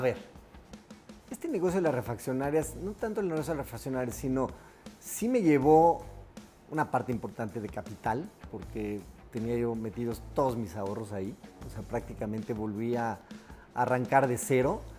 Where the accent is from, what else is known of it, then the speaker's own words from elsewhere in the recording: Guanajuato, Mexico; Nosotros somos originarios de Guanajuato